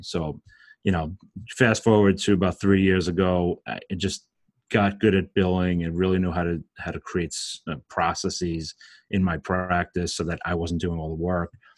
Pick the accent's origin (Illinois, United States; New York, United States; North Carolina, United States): New York, United States; Brooklyn; I'm from Brooklyn, if you can't tell from my accent